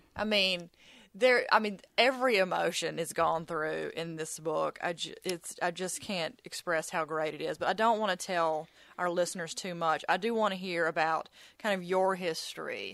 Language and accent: English; Mississippi, United States; I'm from Mississippi. I've lived here my entire life